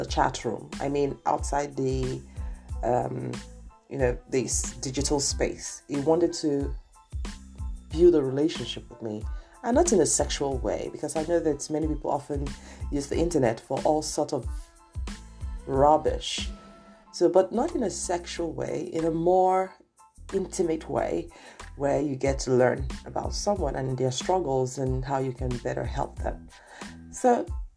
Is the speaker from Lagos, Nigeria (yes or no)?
yes; Lagos, Nigeria; I grew up in Nigeria, for those of you who do not know that, Lagos, Nigeria, to be precise